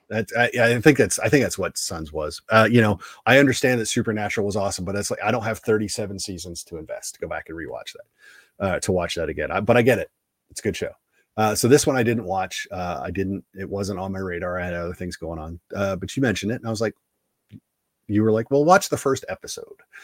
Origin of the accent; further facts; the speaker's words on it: East Coast, United States; I'm an East Coaster